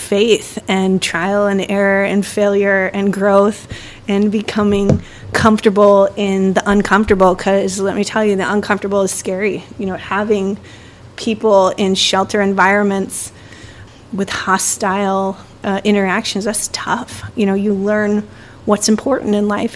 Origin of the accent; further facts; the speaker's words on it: Chicago, Illinois, United States; I'm from Chicago